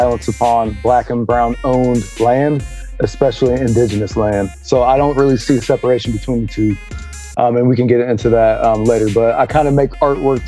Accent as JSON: {"language": "English", "town": "Des Moines", "region": "Iowa", "country": "United States", "tie": "born or raised there", "said": "I'm from Northside, Des Moines"}